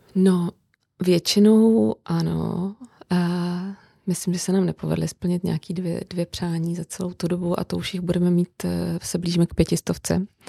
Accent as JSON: {"language": "Czech", "town": "Brno", "region": "South Moravian Region", "country": "Czechia", "moved": "yes", "lives_now": "Prague, Czech Republic", "said": "já žiju v Praze, přestože jsem z Brna"}